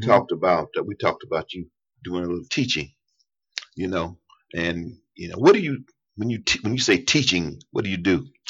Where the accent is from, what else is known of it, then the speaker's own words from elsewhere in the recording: East Tennessee, United States; I was raised in East Tennessee